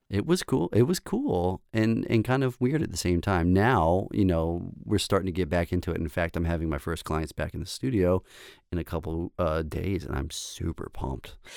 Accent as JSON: {"language": "English", "town": "Baltimore", "region": "Maryland", "country": "United States", "also_born_or_lived": "Saint Paul, Minnesota", "said": "I'm from Baltimore, Maryland, so East Coast to the West, or the Midwest is where, you know, I went to school."}